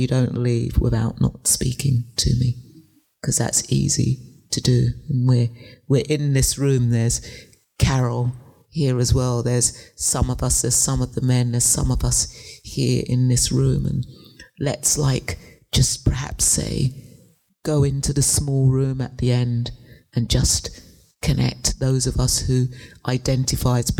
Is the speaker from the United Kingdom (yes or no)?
yes; England, United Kingdom; moved away; I grew up in England